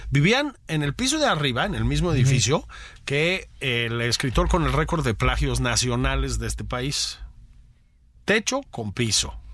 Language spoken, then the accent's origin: Spanish; Mexico City, Mexico; Yo crecí en Copilco.